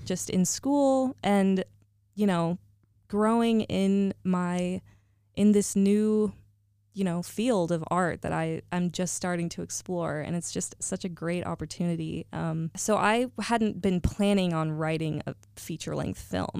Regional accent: Northern California, United States; moved away; I hail from NorCal

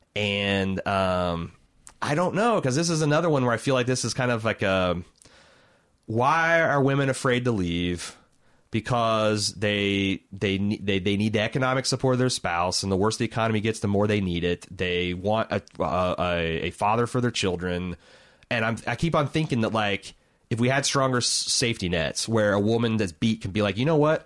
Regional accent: Indianapolis, Indiana, United States; I'm from Indianapolis

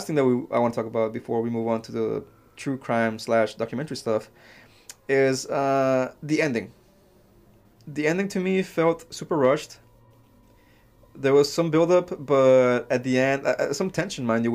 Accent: Mexico; I was born in Mexico

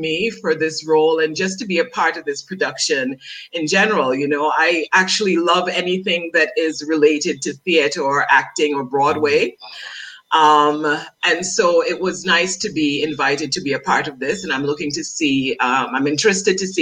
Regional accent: Dominica; accent: Dominican; also born or lived in France; my Dominican accent

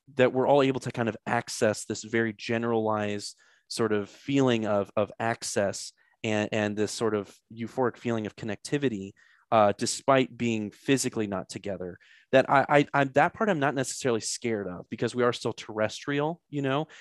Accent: St. Louis, Missouri, United States; I'm from Saint Louis, so a lot of Catholic school involved there

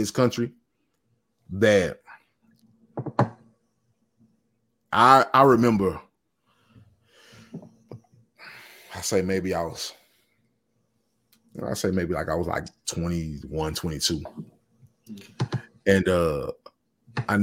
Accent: the South, United States; I'm from the South, and I've always been from the South

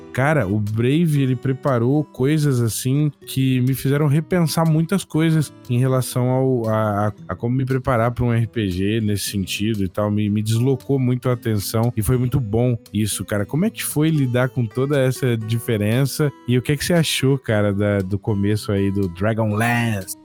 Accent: Bebedouro, São Paulo, Brazil; eu sou do interior de São Paulo. É uma cidade chamada Bebedouro

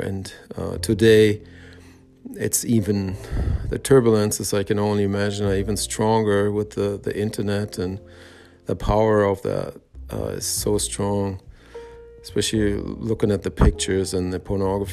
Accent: Germany; I was born and raised in Germany, West Germany at the time

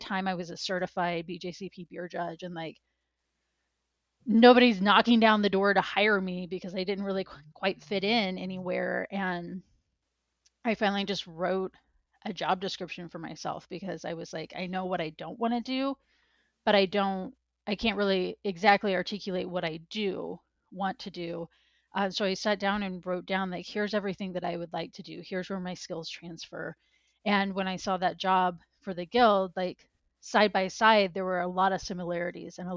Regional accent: Missouri, United States; I grew up in Missouri

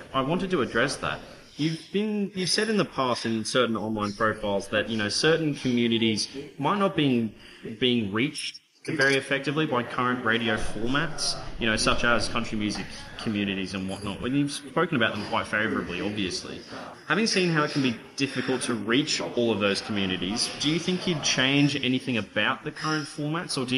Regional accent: Booval, near Ipswich, Queensland, Australia; I grew up in Boona, actually. I'm not sure if I ever told you that, near Ipswich

